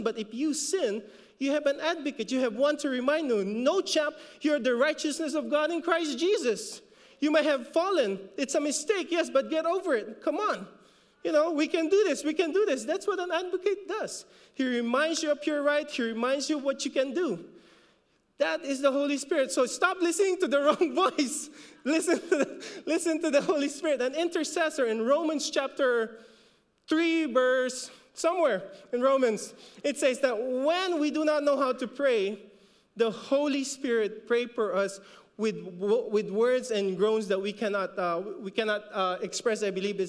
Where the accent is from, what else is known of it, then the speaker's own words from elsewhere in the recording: Philippines; accent: Filipino; We kind of messed up the pronunciation because of our Filipino accent